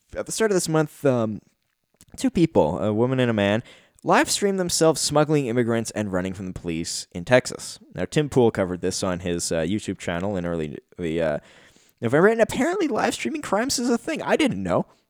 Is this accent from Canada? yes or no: yes; Canada; me being a Canadian